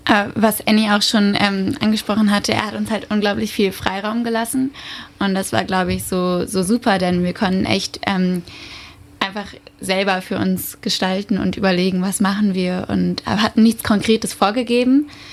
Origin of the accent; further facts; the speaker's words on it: Frankfurt am Main, Hesse, Germany; moved away as an adult; now in Berlin, Germany; ich komme ursprünglich aus Frankfurt am Main